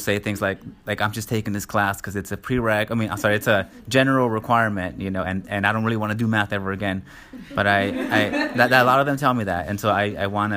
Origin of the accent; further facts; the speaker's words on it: Los Angeles, California, United States; I'm from Los Angeles